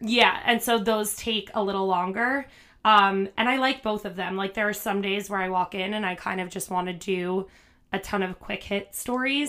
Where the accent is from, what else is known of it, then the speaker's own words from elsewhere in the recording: New Jersey, United States; moved away as an adult; also born or lived in Manhattan; now in New York City, United States; I'm from New Jersey, so not very far. Um, but yeah, I live in Manhattan now